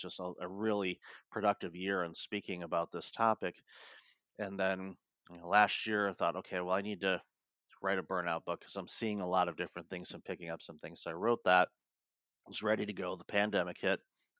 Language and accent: English; Detroit, Michigan, United States; moved away; also born or lived in Toronto; growing up in Detroit